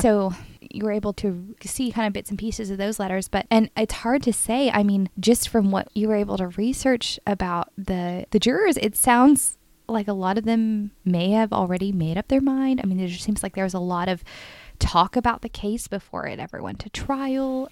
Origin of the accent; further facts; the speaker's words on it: Richardson, Texas, United States; the street where I grew up in Richardson